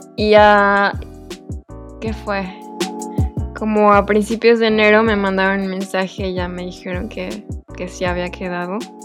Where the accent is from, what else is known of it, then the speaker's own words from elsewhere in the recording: Veracruz, Mexico; moved away as an adult; also born or lived in Mexico City, Mexico; yo ya me había regresado a, a Veracruz, que soy de Veracruz.